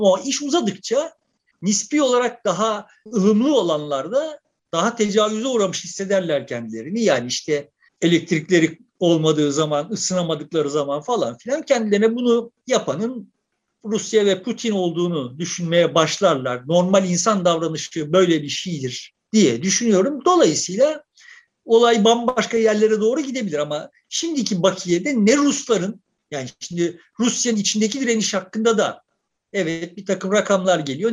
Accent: Turkey; Ben de Türk, Türkiye Cumhuriyeti vatandaşı olarak

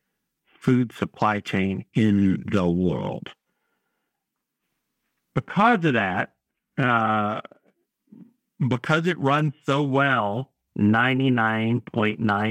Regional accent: North Carolina, United States; I'm from North Carolina

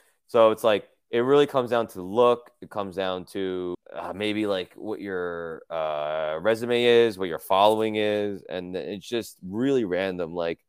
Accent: New Jersey, United States; moved away as an adult; now in New York, United States; I grew up in New Jersey.

